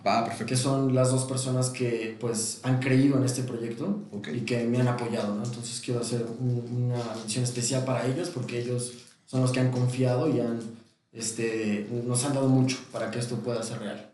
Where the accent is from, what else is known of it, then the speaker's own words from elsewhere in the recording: Mexico; also born or lived in London; como mexicano